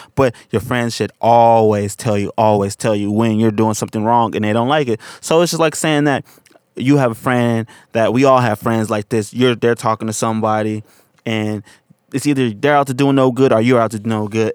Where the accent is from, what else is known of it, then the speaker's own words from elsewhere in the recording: San Francisco, California, United States; I'm from Hunters Point, and a lot of people I grew up